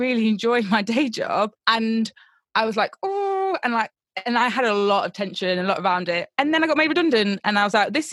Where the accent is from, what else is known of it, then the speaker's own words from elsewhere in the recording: Nottingham, East Midlands, United Kingdom; now in London, United Kingdom; I'm not from London originally, I'm originally from Nottingham.